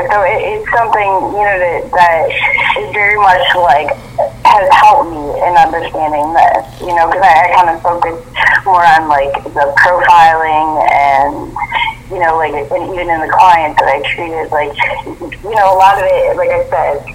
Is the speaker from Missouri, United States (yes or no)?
no; Iowa, United States; also born or lived in Los Angeles, California; I am an Iowa farm girl, born and raised